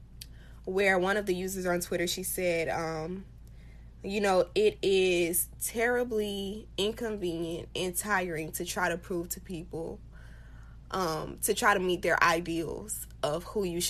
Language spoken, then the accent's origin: English; United States; we as Black people, as African American people